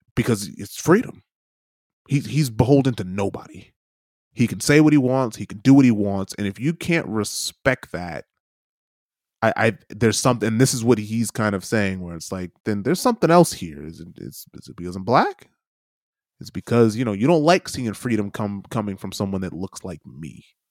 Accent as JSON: {"language": "English", "country": "United States", "said": "as an American"}